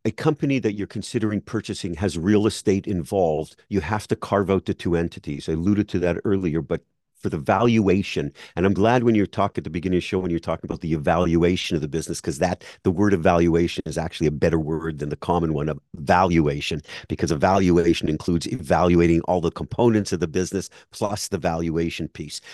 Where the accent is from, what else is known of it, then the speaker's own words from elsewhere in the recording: Montreal, Quebec, Canada; now in South Florida, United States; I'm in South Florida now, but I grew up in Montreal.